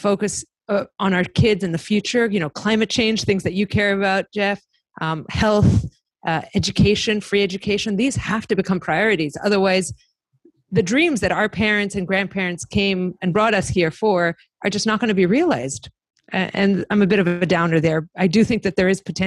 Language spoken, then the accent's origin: English; Athens, Attica, Greece; moved away as an adult; also born or lived in Cleveland, Ohio, United States; now in United States; I was born in Cleveland, Ohio. And then my mom became a professor at the University of Athens. So they moved back. We were raised there